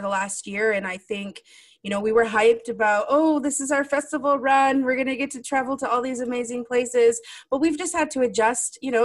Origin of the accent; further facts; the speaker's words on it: Six Nations, Ontario, Canada; moved away as an adult; now in Vancouver, Canada; I grew up in Six Nations in Ontario, and I've been on unceded territories here in the West Coast for the past 8 years.